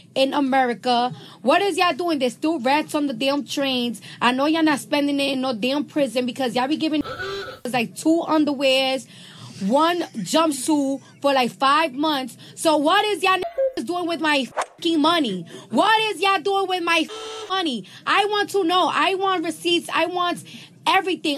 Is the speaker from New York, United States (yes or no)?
yes; New York City, New York, United States; I'm from New York and the streets is always dirty.